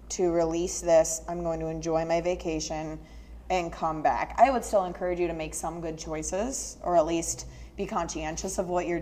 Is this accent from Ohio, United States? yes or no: no; Northern Michigan, United States; I'm from Northern Michigan, and the only reason I knew what grits were was because my grandmother is from Texas.